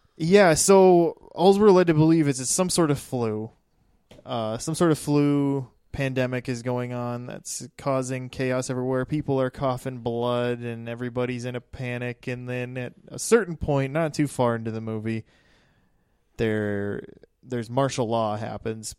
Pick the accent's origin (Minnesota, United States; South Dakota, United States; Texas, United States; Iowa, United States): South Dakota, United States; East River; I rep this side of the state